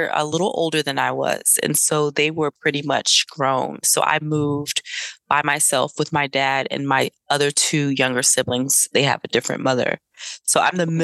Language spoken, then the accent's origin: English; New Jersey, United States; also born or lived in Durham, North Carolina / Greenville, North Carolina / East Orange, New Jersey; born in Greenville, raised in Durham, North Carolina. And then I moved to New Jersey to live with my father around 9 or 10 years old